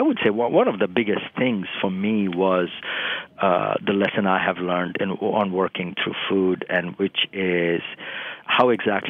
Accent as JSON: {"language": "English", "region": "eastern India", "country": "India", "tie": "born or raised there", "second_language": "English", "said": "And so when I was growing up in Eastern India, meat was always carried the burden of not being kind of fully Hindu"}